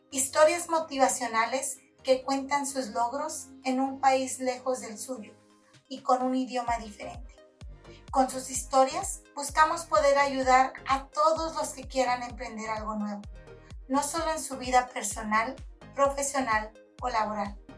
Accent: Nayarit, Mexico; now in United States; Yo vengo de Nayarit, llegar a Estados Unidos, llegué en el temporada de noviembre en aquellos años ya había nieve.

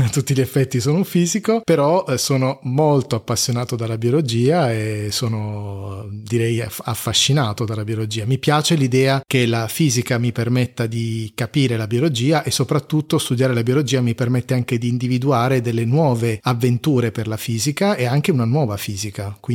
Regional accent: Apulia, Italy; accent: Pugliese; il mio accento che, mm, che passa dal pugliese a non si sa bene cosa ogni tanto

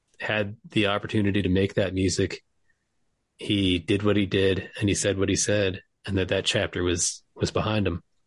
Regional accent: West Hartford, Connecticut, United States; also born or lived in New York; now in Lancaster, Pennsylvania, United States; I'm from West Hartford, Connecticut

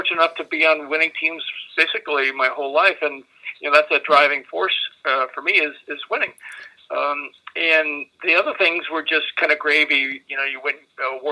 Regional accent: Chicago, Illinois, United States; Chicago's my hometown

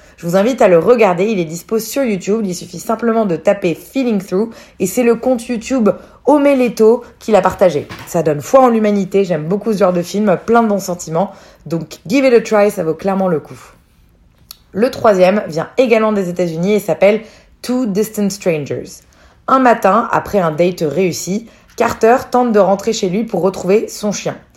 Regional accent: France; en tant que Français

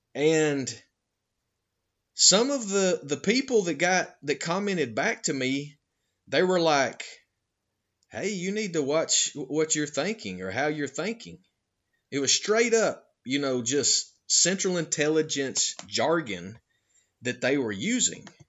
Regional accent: Georgia, United States; moved away; I'm originally from Georgia

